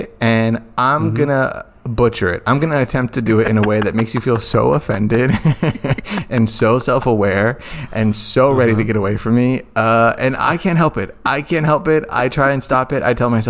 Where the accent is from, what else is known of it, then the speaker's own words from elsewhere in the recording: Phoenix, Arizona, United States; Growing up in South Central Phoenix